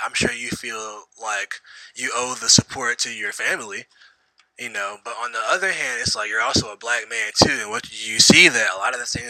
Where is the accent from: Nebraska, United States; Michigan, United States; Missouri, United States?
Missouri, United States; moved away; I'm also from Missouri.